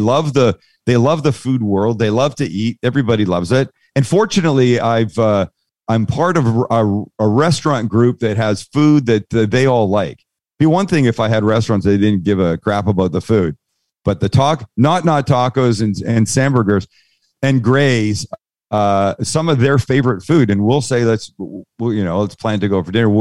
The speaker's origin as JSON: {"language": "English", "town": "San Diego", "region": "California", "country": "United States", "said": "I'm from San Diego. There's a significant Mexican community there, amazing food."}